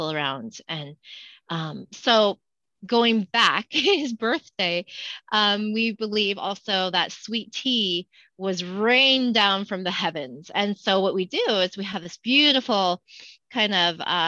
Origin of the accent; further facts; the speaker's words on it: Spokane, Washington, United States; also born or lived in Great Falls, Montana / San Diego; I was born and raised here in Spokane